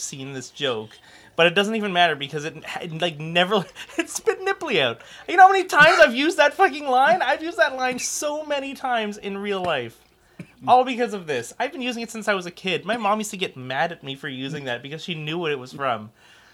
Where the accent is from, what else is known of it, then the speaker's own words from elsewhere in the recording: Brampton, Ontario, Canada; A lot of Jewish community in Brampton, my hometown